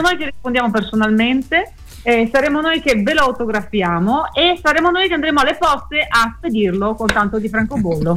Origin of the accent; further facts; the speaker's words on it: Veneto, Italy; Sono risalita su in Veneto, perché io sono veneta.